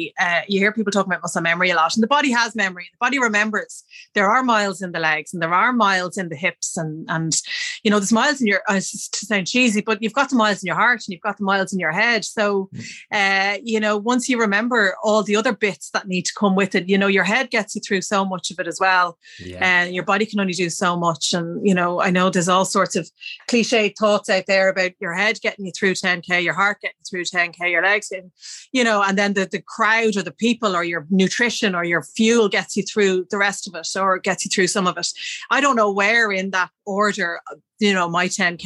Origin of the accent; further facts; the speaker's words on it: Dublin, Leinster, Ireland; I adore Dublin, and I, you know, it's my hometown